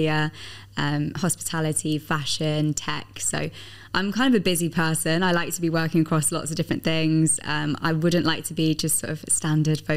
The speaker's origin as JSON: {"language": "English", "region": "Midlands", "country": "United Kingdom", "moved": "yes", "lives_now": "United Arab Emirates", "said": "I'm from the Midlands, and my family are big Aston Villa fans"}